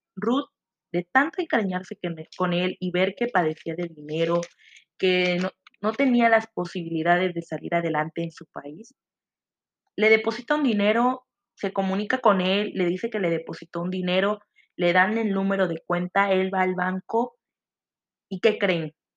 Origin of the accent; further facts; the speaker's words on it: Mexico; nosotros los mexicanos